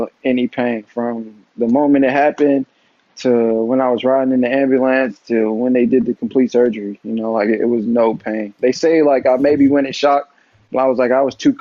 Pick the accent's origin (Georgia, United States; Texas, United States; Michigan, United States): Georgia, United States; Atlanta; my hometown